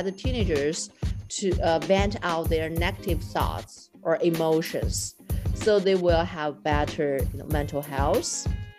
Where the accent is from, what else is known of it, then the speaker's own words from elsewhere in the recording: China; moved away; I grew up in China.